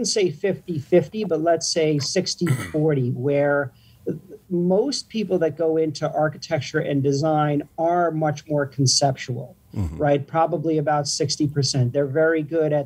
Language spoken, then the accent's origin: English; New Jersey, United States; living in the suburbs where I grew up in New Jersey